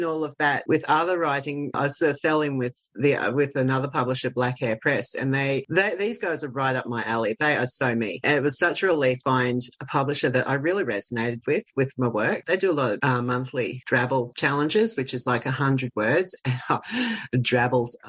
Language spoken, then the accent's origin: English; Australia; I'm an Australian